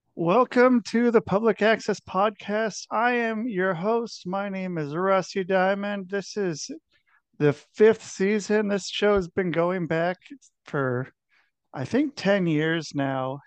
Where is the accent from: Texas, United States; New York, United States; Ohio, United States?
Ohio, United States; Cincinnati; moved away; also born or lived in Minneapolis; I was born in Cincinnati